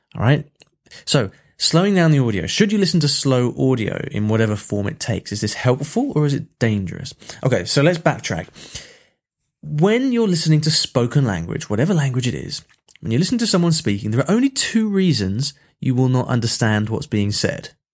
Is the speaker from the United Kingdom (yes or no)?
yes; England, United Kingdom; I'm English